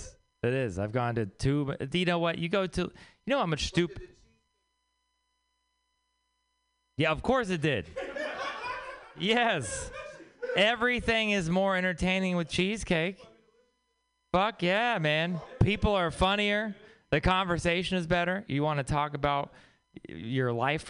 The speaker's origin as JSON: {"language": "English", "region": "Texas", "country": "United States", "said": "I'm from Texas"}